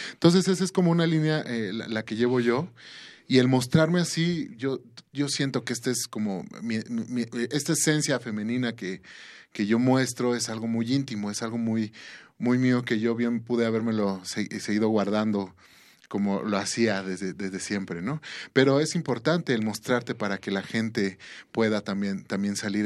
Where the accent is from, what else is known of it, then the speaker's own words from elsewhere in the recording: Mexico; nosotros como mexicanos, como latinoamericanos